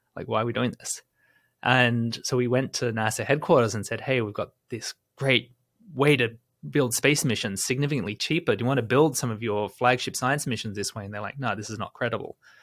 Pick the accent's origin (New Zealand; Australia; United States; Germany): Australia; as someone growing up in Australia, I remember in my childhood